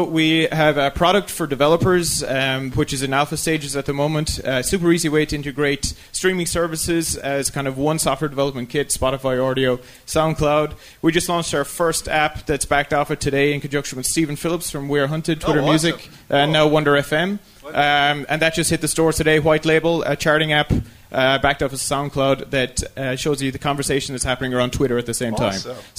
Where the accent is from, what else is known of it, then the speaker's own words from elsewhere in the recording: Ireland; now in Brisbane, Australia; I'm an Irish guy living in Brisbane, Australia, here for the conference today.